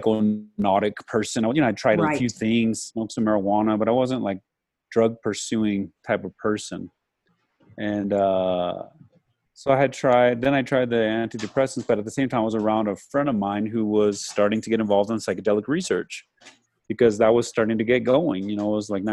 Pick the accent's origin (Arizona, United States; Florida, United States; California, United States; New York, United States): Arizona, United States; I'm from Arizona